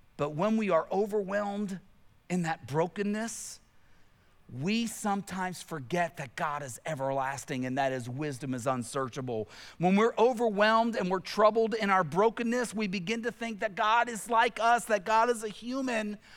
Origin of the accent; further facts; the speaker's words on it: Tennessee, United States; I grew up in Tennessee, where I grew up in Tennessee